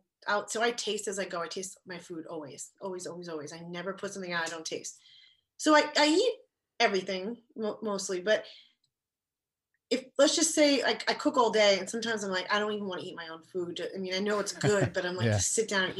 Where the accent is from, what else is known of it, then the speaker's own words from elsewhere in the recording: East Coast, United States; now in Los Angeles, United States; I grew up in the East Coast